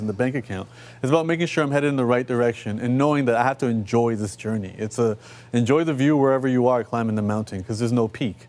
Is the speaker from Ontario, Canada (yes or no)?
yes; Toronto, Ontario, Canada; I come from Rexdale, uh, you know, which is one of our urban neighborhoods